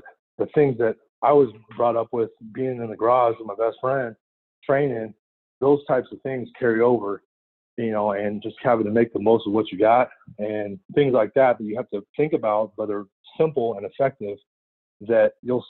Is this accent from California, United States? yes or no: yes; California, United States; also born or lived in San Francisco / Oregon; driving home from Oregon to California to see my family on breaks